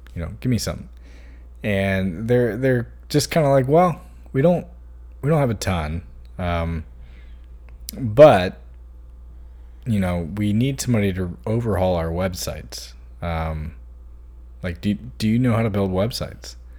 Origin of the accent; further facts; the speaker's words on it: Hanover, Virginia, United States; also born or lived in Chesterfield / Blacksburg; growing up in Hanover